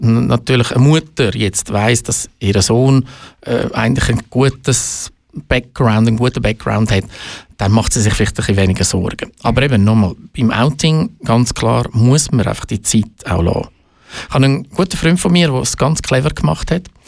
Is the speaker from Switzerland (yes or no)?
yes; Baden, Aargau, Switzerland; also born or lived in Zurich; bin ein Aargauer, ein stolzer Aargauer, ich sage es ganz ehrlich, weil ich zu Baden aufgewachsen bin